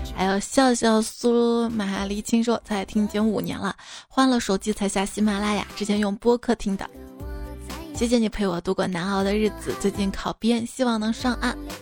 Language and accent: Chinese; Xi'an, Shaanxi, China; 我们长乐坡，因为我小时候在这边待过一段时间嘛